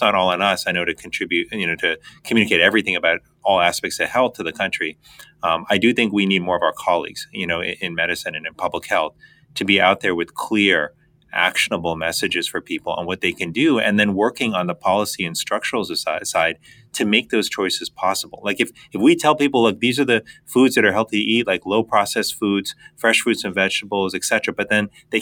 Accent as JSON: {"language": "English", "town": "Miami", "region": "Florida", "country": "United States", "tie": "born or raised there", "said": "They immigrated to the United States when I was three. I grew up in Miami, Florida"}